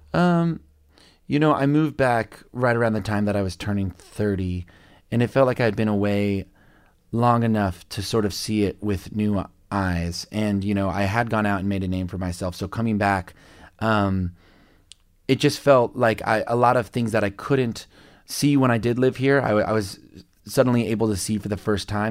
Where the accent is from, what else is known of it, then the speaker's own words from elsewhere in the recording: on the Kansas side, United States; also born or lived in Lubbock, Texas; grew up in Can- a suburb of Kansas City, Missouri, but on the Kansas side.